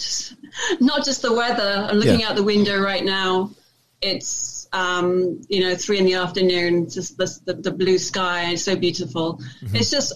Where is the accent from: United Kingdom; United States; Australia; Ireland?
United Kingdom; London; I'm British Italian, yes. I'm born in London, England.